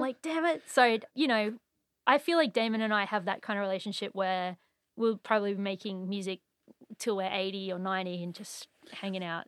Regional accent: Surfers Paradise, Queensland, Australia; moved away as an adult; also born or lived in Brisbane; now in Montreal, Canada; I'm actually from Surface Paradise

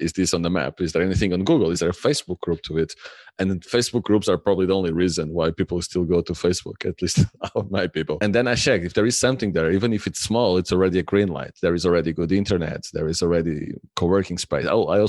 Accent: Lisbon, Portugal; I grew up in Lisbon near the ocean, swimming mostly the whole year round.

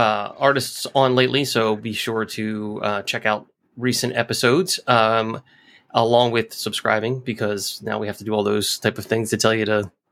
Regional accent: Delaware, United States; because I'm from Delaware

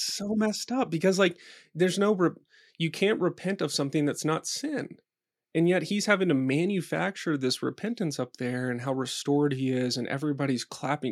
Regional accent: Dallas, Texas, United States; now in Boulder, United States; I grew up in Dallas, I grew up in Texas

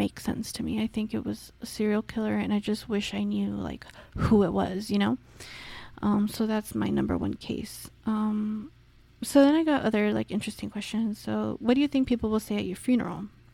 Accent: Los Angeles, California, United States; accent: Valley girl; I am literally from the San Fernando Valley. I'm like totally a Valley girl

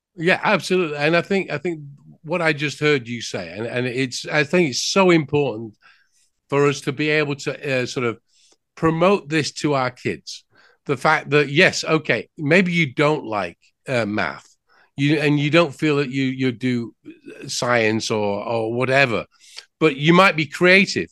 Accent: England, United Kingdom; now in United States; I'm from England. You might have guessed that by the accent.

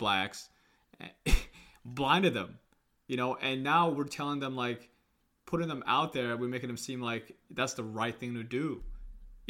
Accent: Kenya; now in United States; I was born in Kenya and I came here, you know, so I am technically African American because I'm an American citizen now

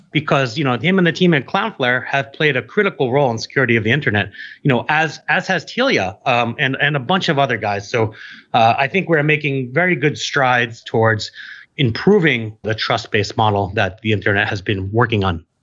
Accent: New York City, New York, United States; I'm from New York City

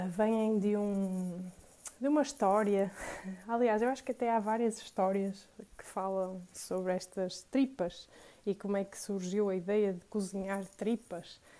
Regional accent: Porto, Norte, Portugal; also born or lived in Matosinhos / Vila Nova de Gaia; eu sou do Porto, moro no Porto, nasci no Porto, uh, fui criada no Porto

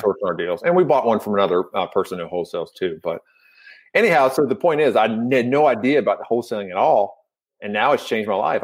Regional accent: Louisville, Kentucky, United States; I'm from Louisville, Kentucky

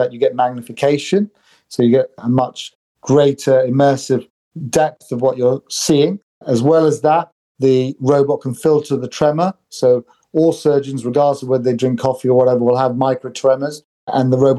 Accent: United Kingdom; also born or lived in Sri Lanka / New York / Stockholm / Oxford; now in London, United Kingdom; I grew up in the UK

